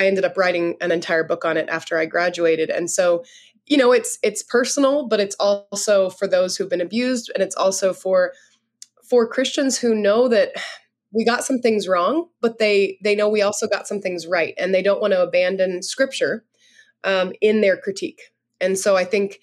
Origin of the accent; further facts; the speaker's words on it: California, United States; now in South Dakota, United States; I'm from California, but I live in a little town in South Dakota right now